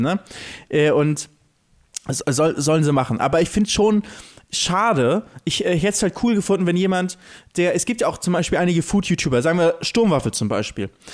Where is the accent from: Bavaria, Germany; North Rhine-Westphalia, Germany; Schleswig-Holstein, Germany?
Schleswig-Holstein, Germany; Lübeck; bei uns in Lübeck